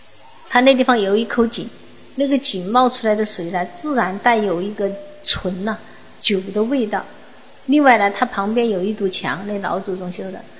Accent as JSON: {"language": "Chinese", "region": "Sichuan", "country": "China", "said": "大家我是从四川来的，内地来的，但是在四川呢，你好像没有感觉到这么明显啊，祠堂啊，每年要怎么样啊？"}